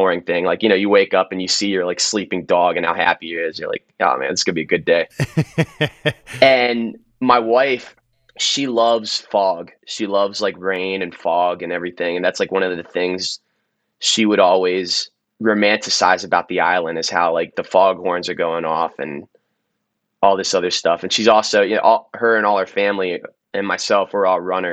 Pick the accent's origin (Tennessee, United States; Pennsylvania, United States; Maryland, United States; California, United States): Maryland, United States; I'm from Maryland